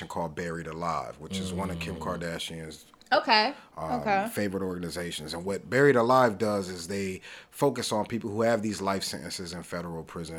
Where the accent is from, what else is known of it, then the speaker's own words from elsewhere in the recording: Los Angeles, California, United States; I'm from 109th and Avalon.